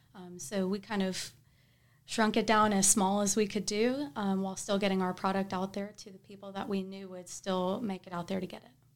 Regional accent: Tuscaloosa, Alabama, United States; moved away as an adult; now in Huntsville, United States; I'm from Tuscaloosa

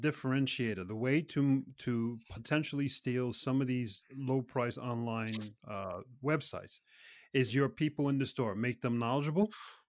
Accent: New York City, New York, United States; now in Norway; I'm from New York City.

